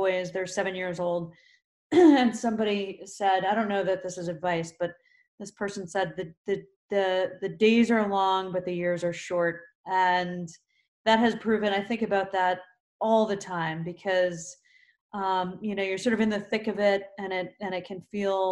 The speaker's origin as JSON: {"language": "English", "town": "Kutztown", "region": "Pennsylvania", "country": "United States", "tie": "born or raised there", "said": "I grew up in Kutztown"}